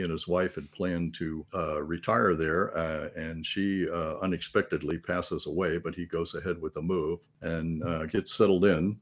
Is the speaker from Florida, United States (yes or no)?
yes; Florida, United States; I'm born and raised in Florida, so I've been, been here all my life